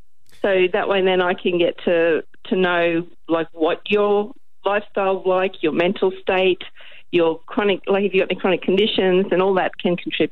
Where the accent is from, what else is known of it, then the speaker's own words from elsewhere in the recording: Rockhampton, Queensland, Australia; I grew up in Rockhampton